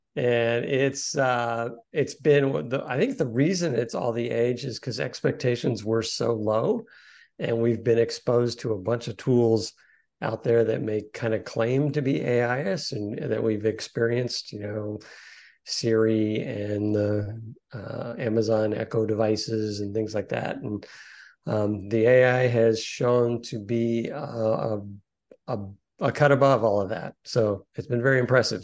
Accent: Corpus Christi, Texas, United States; I grew up in Corpus Christi, Texas

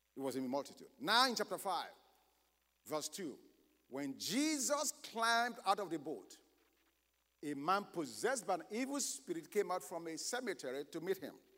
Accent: Nigeria; moved away; I was born in Nigeria, but I've lived here for a while

